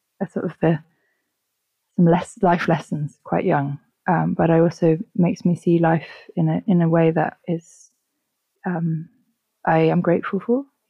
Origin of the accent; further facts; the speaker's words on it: London, United Kingdom; I grew up in Southwest London, in Wandsworth.